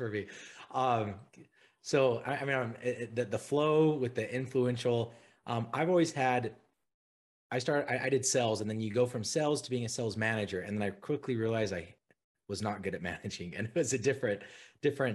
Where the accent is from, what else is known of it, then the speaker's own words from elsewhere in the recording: Utah, United States; I'm from Utah, grew up here